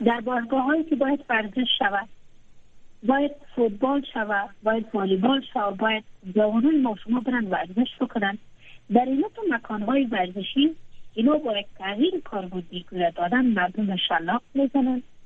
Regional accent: Afghanistan; ما به عنوان شهروند افغانستان که در 20 سال در دامن اجتماع افغانستان بزرگ شدیم

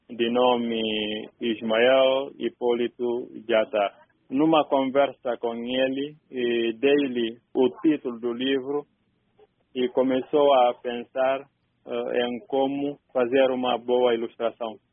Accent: Bafatá, Guinea-Bissau; E sobre o rio Jeba fica a cidade onde eu nasci, a cidade de Bafatá.

